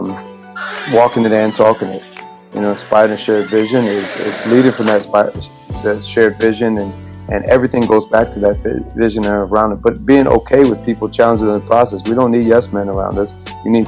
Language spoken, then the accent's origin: English; Rochester, New York, United States; Wegmans from my hometown, Rochester, New York